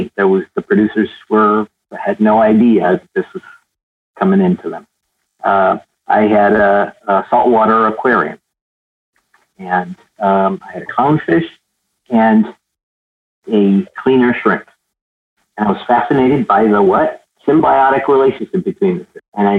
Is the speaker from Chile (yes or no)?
yes; Santiago, Santiago Metropolitan Region, Chile; moved away; I was born in Chile, in Santiago, Chile, South America. And I would watch Star Trek in black and white in Spanish.